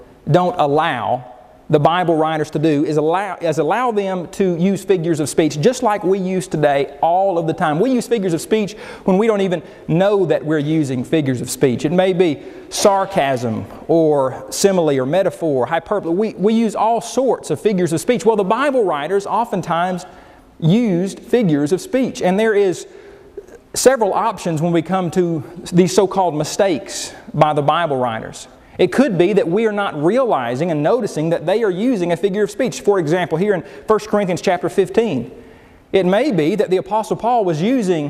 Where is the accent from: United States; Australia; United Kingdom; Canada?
United States; Oklahoma; I grew up in Oklahoma